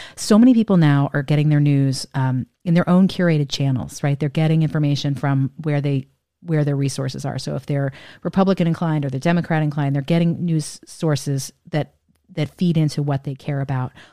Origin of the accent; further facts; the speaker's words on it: Northeast, United States; moved away as an adult; now in Washington, D.C., United States; I'm from the Northeast